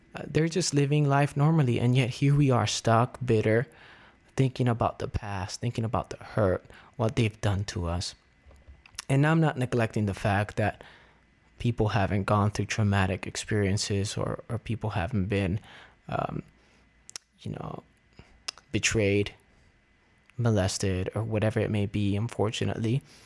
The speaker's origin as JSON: {"language": "English", "town": "Miami", "region": "Florida", "country": "United States", "tie": "born or raised there", "moved": "as an adult", "lives_now": "Las Vegas, United States", "said": "my old pastors at the church I grew up with in Miami"}